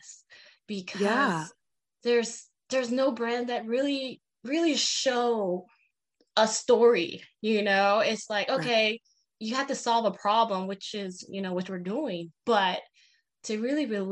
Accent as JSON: {"language": "English", "area": "Peshpito", "region": "Arizona", "country": "United States", "said": "I'm from Peshpito, Arizona, located on the Navajo Reservation"}